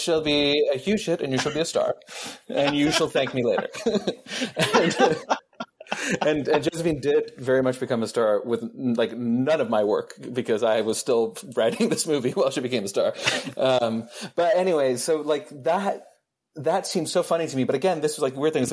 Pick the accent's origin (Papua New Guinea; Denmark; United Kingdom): Denmark; I grew up in the Danish film industry.